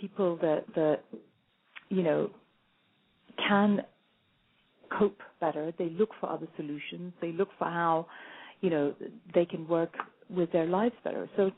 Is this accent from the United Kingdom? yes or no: no; India; Now, I'm Indian, and that never occurred to me.